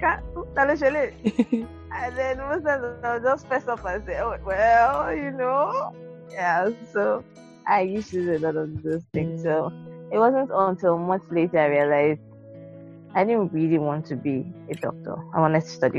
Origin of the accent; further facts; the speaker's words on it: Lagos, Nigeria; moved away as an adult; now in Abuja, Nigeria; I grew up in Lagos, Nigeria.